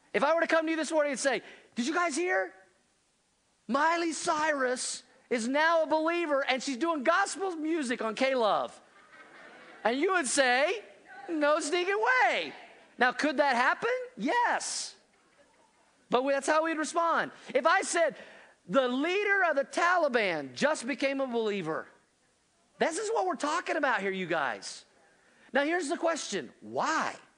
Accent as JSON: {"language": "English", "region": "Oklahoma", "country": "United States", "tie": "born or raised there", "also_born_or_lived": "Missouri / Indiana", "moved": "yes", "lives_now": "Colorado, United States", "said": "I grew up in Oklahoma, then I was in Missouri, then I was in, in the Midwest"}